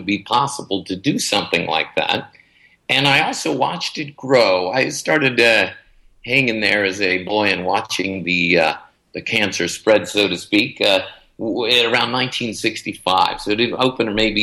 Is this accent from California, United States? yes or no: yes; Los Angeles, California, United States; growing up around the Magic Castle. My dad was one of the first managers there. So I grew up having a lot of mentors